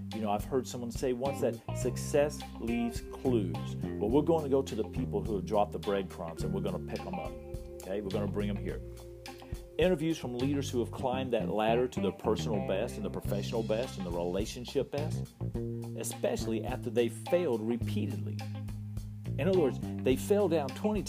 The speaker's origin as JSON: {"language": "English", "region": "West Texas", "country": "United States", "tie": "born or raised there", "said": "I was born in West Texas, so I am an official Texan-American"}